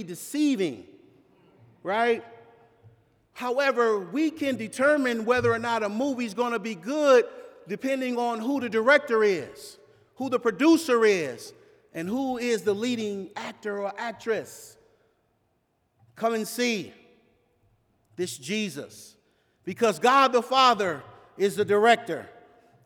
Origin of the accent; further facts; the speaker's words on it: Los Angeles, California, United States; growing up in South